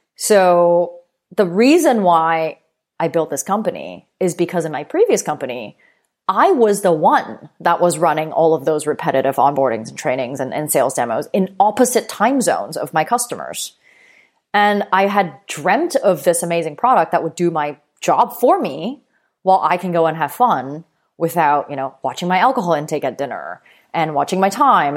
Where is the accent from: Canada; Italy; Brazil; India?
Canada; Vancouver, British Columbia; moved away as an adult; also born or lived in New York; when I moved to New York from Vancouver, uh, where I'm originally from